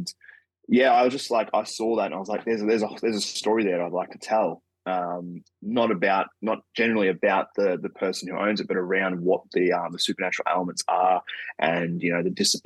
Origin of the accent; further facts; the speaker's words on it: Australia; I'm from Australia